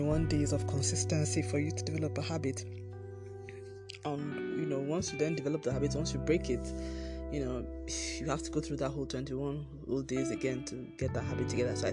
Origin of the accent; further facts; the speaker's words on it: Nigeria; I'm Nigerian, I live in Nigeria, and I'm recording from Nigeria